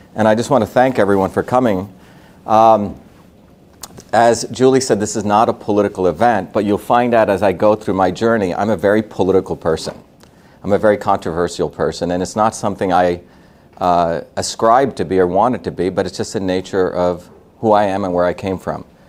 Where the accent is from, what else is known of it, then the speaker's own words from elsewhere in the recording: Mumbai, Maharashtra, India; moved away; I was born in India in a city called Bombay. Uh, Bombay, if, if America is a melting pot, Bombay is an industrial furnace. Meaning I grew up with people with all different castes